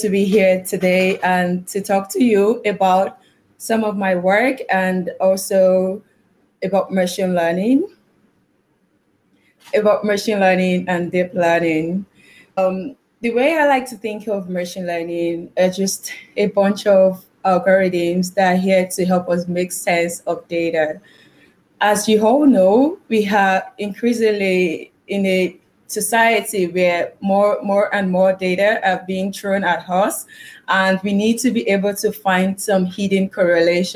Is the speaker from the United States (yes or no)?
no; Nigeria; accent: Nigerian; I'm Nigerian because I speak like a Nigerian